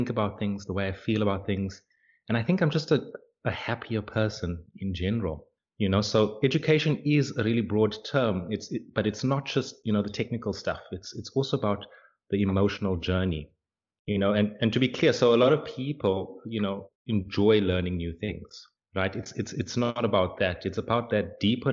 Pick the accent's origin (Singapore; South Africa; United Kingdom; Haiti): South Africa; moved away as an adult; now in Hungary; I'm a South African living in Hungary for the past 3 years or so